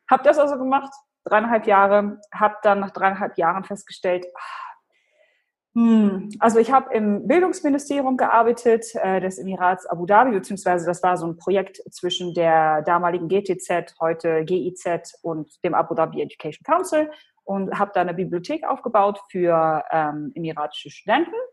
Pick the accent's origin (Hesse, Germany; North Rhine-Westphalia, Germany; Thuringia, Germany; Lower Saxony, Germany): Lower Saxony, Germany; Hannover; first language Polish; German is a second language; Ich komme ursprünglich aus Deutschland, aus Hannover. Meine Eltern äh, kommen aus Polen. Also ich bin wirklich als, als Kind aufgewachsen in so einem kulturellen Mischmasch. Also bis zum Kindergarten äh, habe ich nur Polnisch gesprochen